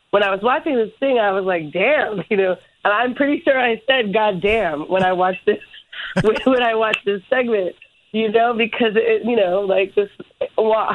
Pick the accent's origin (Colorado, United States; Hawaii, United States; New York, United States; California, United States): Hawaii, United States; growing up in Hawaii, it was like a very different experience.